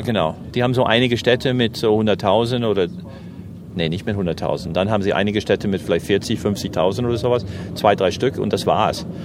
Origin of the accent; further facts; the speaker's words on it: New Jersey, United States; German is a second language; now in Germany; ich komme aus New Jersey